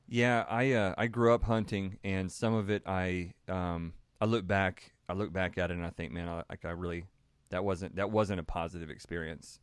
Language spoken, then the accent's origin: English; Texas, United States; born and raised in Texas